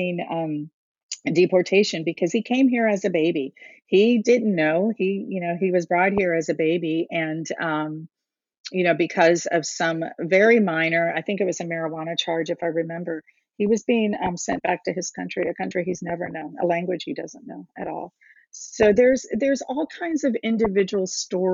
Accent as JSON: {"language": "English", "town": "Cincinnati", "region": "Ohio", "country": "United States", "tie": "born or raised there", "also_born_or_lived": "India / Texas", "said": "When I first came to this area, into Cincinnati, we came from Texas and kind of lived here for the majority of life"}